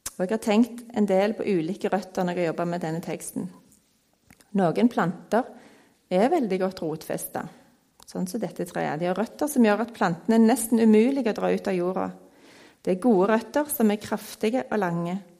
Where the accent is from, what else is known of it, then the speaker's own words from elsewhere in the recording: Stavanger, Rogaland, Norway; Jeg er oppvokst på Tasta her i Stavanger